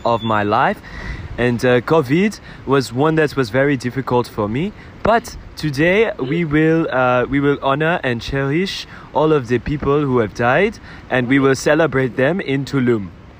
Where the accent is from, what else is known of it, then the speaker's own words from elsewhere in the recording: France; I am from France